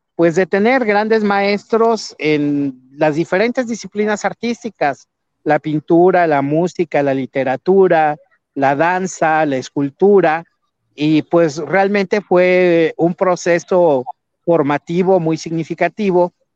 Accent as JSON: {"language": "Spanish", "area": "Sierra Otomí-Tepehua", "region": "Hidalgo", "country": "Mexico", "tie": "born or raised there", "also_born_or_lived": "Pachuca / Guadalajara", "moved": "as an adult", "said": "Yo soy de la Sierra Otomite de un pequeño pueblo justo en el corazón de la sierra"}